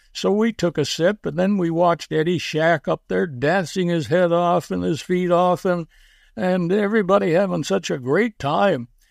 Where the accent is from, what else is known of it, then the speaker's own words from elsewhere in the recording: Canada; also born or lived in Willowdale, Ontario / Schenectady, New York / Montreal; now in Stouffville, Canada; but I'm a Canadian